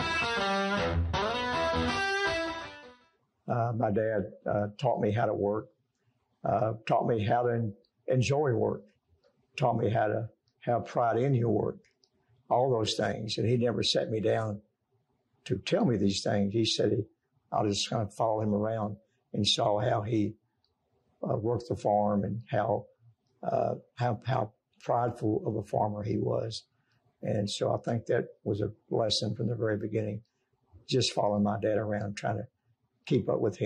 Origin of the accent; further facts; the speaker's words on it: Danville, Kentucky, United States; we grew up in Danville and basically Boyle County.